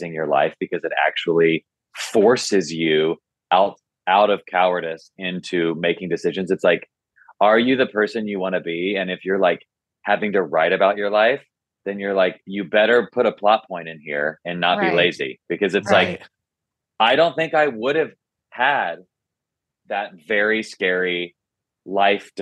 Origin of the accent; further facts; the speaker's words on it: Nashville, Tennessee, United States; I grew up in Nashville